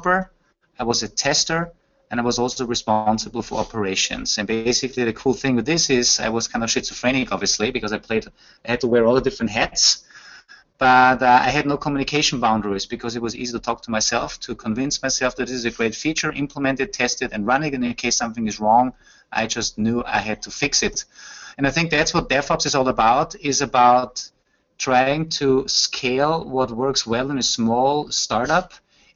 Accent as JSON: {"language": "English", "country": "Austria", "first_language": "German", "second_language": "English", "said": "It is coming from Austria, so German is my native language"}